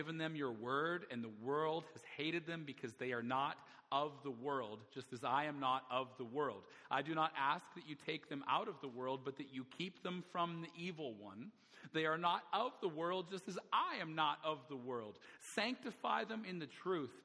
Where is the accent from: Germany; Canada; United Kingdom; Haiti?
Canada; Alberta; now in Vancouver, Canada; where I grew up in Alberta, I'll just tell you, it's a very small community